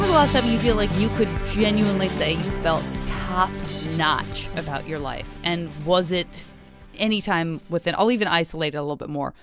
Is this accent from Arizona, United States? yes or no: yes; Arizona, United States; I grew up in Arizona